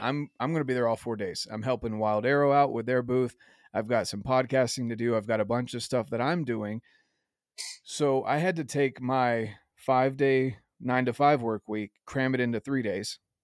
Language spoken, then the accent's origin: English; the South, United States; I was raised in the South